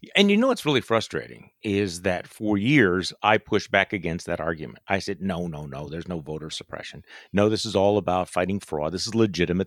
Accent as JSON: {"language": "English", "region": "Wisconsin", "country": "United States", "tie": "born or raised there", "said": "in Wisconsin, my home state"}